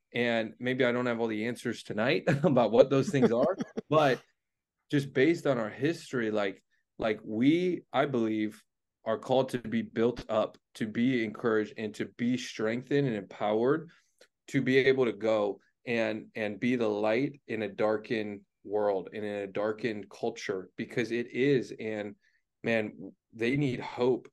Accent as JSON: {"language": "English", "town": "Cleveland", "region": "Ohio", "country": "United States", "tie": "born or raised there", "said": "I grew up in Cleveland, Ohio"}